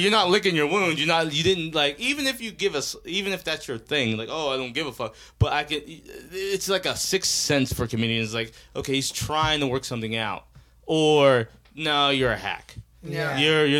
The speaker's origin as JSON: {"language": "English", "region": "Ohio", "country": "United States", "moved": "yes", "lives_now": "Los Angeles, United States", "said": "I'm from Ohio, but I'm an LA comedian."}